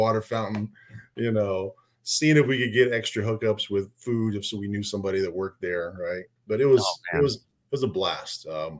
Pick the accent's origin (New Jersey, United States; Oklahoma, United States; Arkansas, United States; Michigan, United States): Oklahoma, United States; also born or lived in Florida; So I originally grew up, I was born in Florida and grew up between Florida and Oklahoma and going back and forth there. Spent most of high school in Oklahoma, did a year in Florida.